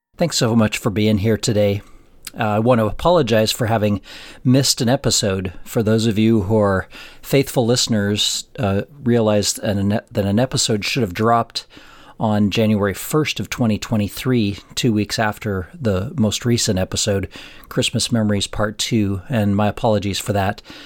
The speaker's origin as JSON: {"language": "English", "town": "Florence", "region": "Colorado", "country": "United States", "tie": "born or raised there", "also_born_or_lived": "Pueblo, Colorado", "moved": "as an adult", "lives_now": "Cleveland, United States", "said": "there's my hometown, and it's forty miles northwest into Colorado Springs"}